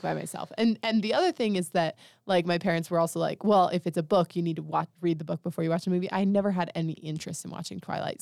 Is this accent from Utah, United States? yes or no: yes; Monticello, Utah, United States; I'm from Monticello